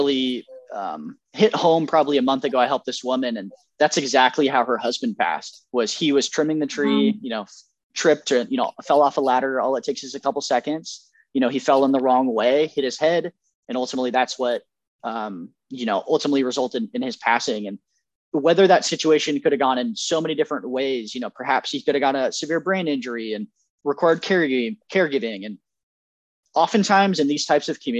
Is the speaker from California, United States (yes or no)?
yes; Roseville, California, United States; I grew up in Roseville